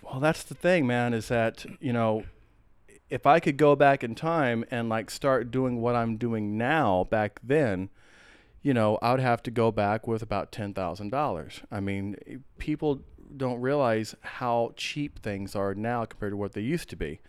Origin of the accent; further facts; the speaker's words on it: Atlanta, Georgia, United States; also born or lived in San Antonio, Texas / Austin, Texas / Corpus Christi, Texas / Athens, Georgia; now in Portland, United States; i moved to atlanta and georgia is pretty much where i where i grew up uh, atlanta